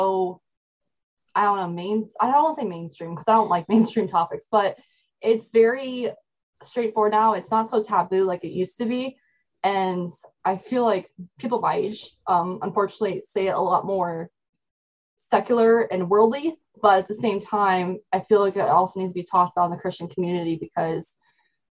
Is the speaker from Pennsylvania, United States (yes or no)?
yes; Northeastern Pennsylvania, United States; I'm from Northeastern Pennsylvania